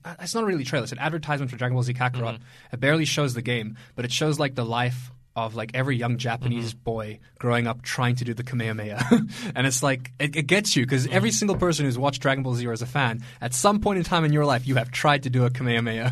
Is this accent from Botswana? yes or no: no; South Africa; moved away; I'm from South Africa, so my family are there